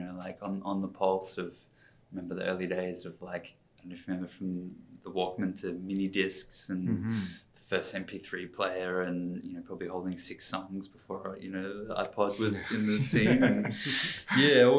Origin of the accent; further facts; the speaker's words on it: Canberra, Australian Capital Territory, Australia; moved away as an adult; also born or lived in United States; Born in the US, just popped out when my parents were living their training. But yeah, grew up in Canberra